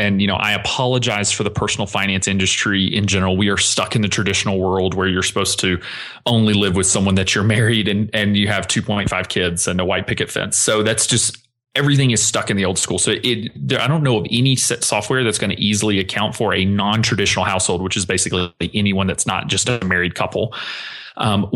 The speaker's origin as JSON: {"language": "English", "region": "the South", "country": "United States", "tie": "born or raised there", "said": "growing up in the South, very traditional household"}